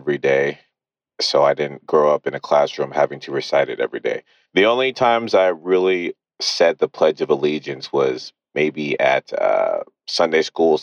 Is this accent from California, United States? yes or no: yes; Los Angeles, California, United States; now in New Jersey, United States; I'm from Los Angeles, currently living in New Jersey